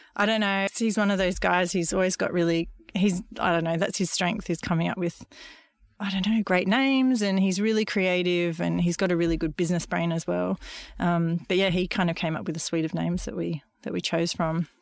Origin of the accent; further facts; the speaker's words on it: Gold Coast, Queensland, Australia; I grew up on the Gold Coast in the eighties